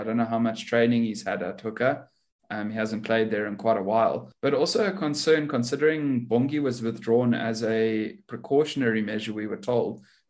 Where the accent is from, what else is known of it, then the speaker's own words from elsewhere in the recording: South Africa; I am … from South Africa.